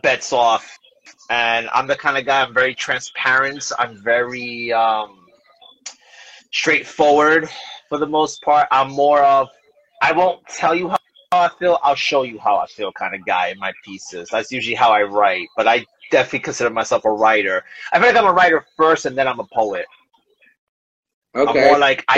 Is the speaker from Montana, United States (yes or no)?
no; New York City, New York, United States; moved away as an adult; also born or lived in Williamsburg, New York; now in New Jersey, United States; I've only lived in Jersey for 5 years. I'm originally from New York, Bushwick section